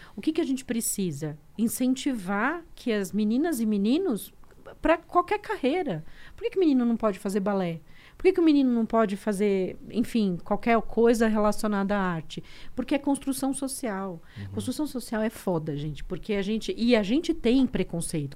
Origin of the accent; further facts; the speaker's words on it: Diadema, São Paulo, Brazil; also born or lived in Alagoas; nasci no sertão de Alagoas, com todas aquelas. aquelas eu uhum, brinco que eu sou um é. kit diversidade, né? Eu sou um kit diversidade. e fui criada em Diadema